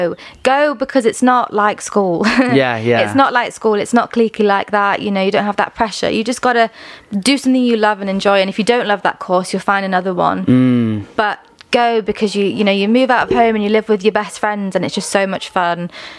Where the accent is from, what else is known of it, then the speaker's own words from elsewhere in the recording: Hong Kong; And then I grew up in Hong Kong and I just absolutely loved it. Hong Kong is home.